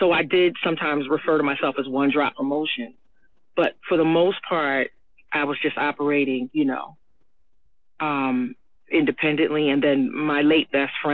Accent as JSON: {"language": "English", "country": "United States", "said": "I am an American"}